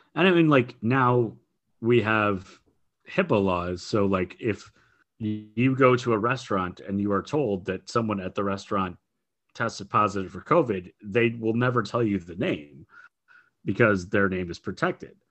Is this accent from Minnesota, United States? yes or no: yes; Minneapolis, Minnesota, United States; I grew up in the Twin Cities here in Minnesota, in Minneapolis, Saint Paul